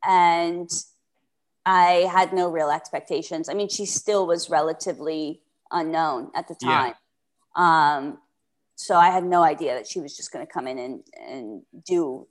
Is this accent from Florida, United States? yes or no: yes; Florida, United States; moved away; I'm from Florida. So we went back, like, basically to my hometown